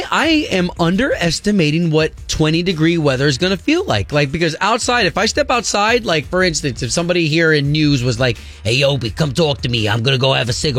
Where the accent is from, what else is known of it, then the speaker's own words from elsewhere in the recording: Florida, United States; also born or lived in New York; You're talking to a Floridian, all right? Even though I was born in New York. Yeah. I've been raised in Florida